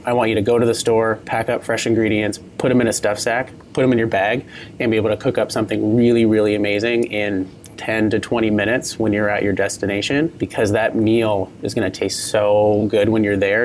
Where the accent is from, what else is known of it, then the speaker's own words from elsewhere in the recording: Port Angeles, Washington, United States; moved away as an adult; also born or lived in Midwest / Napa Valley, California; I grew up in Port Angeles, Washington, at the base of uh, the Olympic National Park